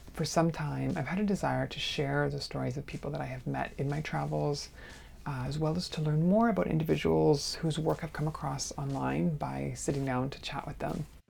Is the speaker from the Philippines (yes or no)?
no; Canada; now in New York, United States; I'm a Canadian artist currently residing in New York